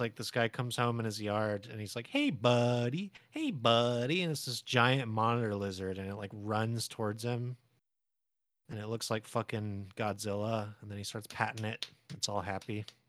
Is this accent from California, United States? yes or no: yes; San Diego, California, United States; I was born in San Diego